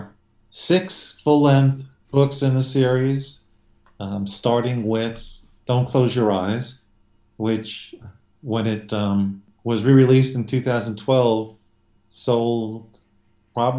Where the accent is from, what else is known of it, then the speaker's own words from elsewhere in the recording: New York City, New York, United States; also born or lived in Long Island, New York; I'm a New Yorker. I've been living in New York my entire life, which is quite a while. Born in Brooklyn, now living on Long Island.